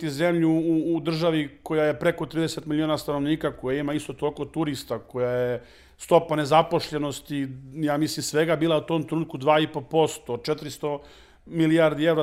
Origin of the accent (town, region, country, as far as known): Serbia